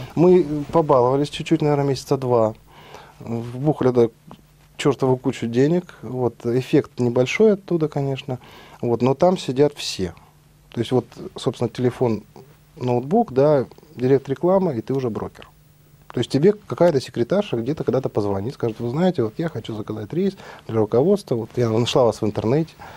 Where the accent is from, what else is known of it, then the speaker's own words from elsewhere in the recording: Almaty, Kazakhstan; moved away as an adult; also born or lived in Kyiv, Ukraine; Родился я в Алмате, далеко отсюда, в Казахстане, в 73 году. Ну, там же учился, закончил школу